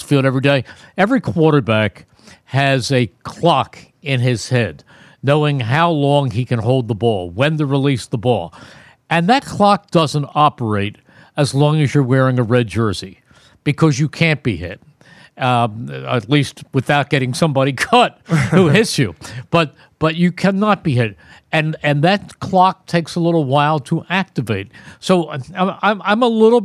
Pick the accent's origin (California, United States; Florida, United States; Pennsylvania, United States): Pennsylvania, United States; Philadelphia; I grew up in Philadelphia